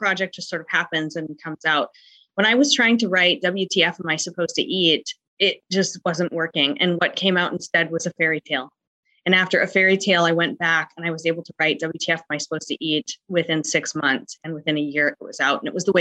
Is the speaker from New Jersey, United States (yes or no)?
no; North Dakota, United States; I'm an author from the United States, specifically North Dakota, in the cold portion of the United States